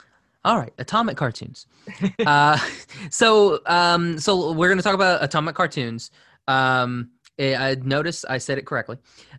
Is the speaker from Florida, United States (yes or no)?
no; Oklahoma, United States; growing up in Oklahoma